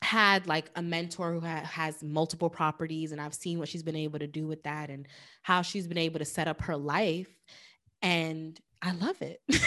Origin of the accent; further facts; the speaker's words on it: New York, United States; moved away as an adult; now in New Jersey, United States; I'm from New York, but I actually, um, bought my place in Jersey.